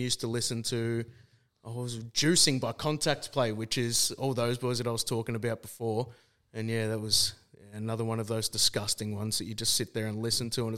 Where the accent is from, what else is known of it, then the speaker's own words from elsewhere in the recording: Melbourne, Victoria, Australia; Melbourne, Australia